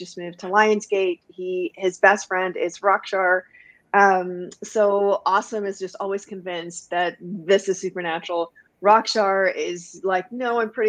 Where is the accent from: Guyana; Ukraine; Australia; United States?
Guyana; now in Canada; I was born in Canada, and then when I was 3 weeks old, my family moved back home to Guyana, which is in South America. I grew up there, and then I came back to Canada